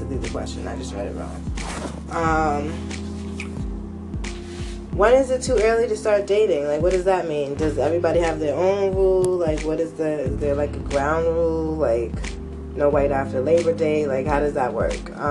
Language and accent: English; United States; My nationality is American.